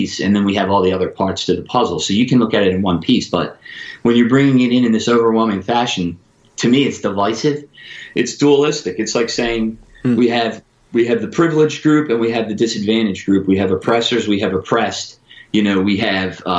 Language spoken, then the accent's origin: English; Philadelphia, Pennsylvania, United States; I grew up in Philadelphia